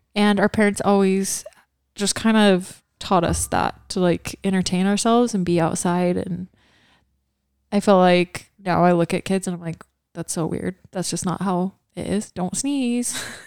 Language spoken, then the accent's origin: English; Kaysville, Utah, United States; also born or lived in Hawaii; we grew up in the Kaysville house